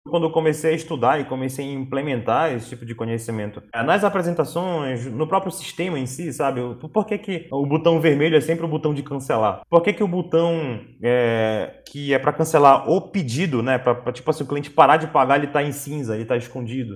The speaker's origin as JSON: {"language": "Portuguese", "region": "Pará", "country": "Brazil", "said": "A gente, como paraense"}